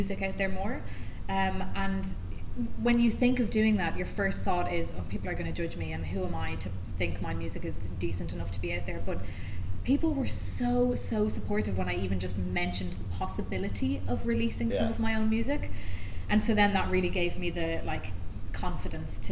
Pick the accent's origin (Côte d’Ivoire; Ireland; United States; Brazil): Ireland; moved away as an adult; now in London, United Kingdom; I'm from the south